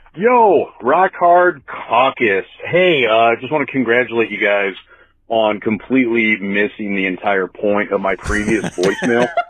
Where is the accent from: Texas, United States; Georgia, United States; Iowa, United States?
Iowa, United States; I'm from Iowa.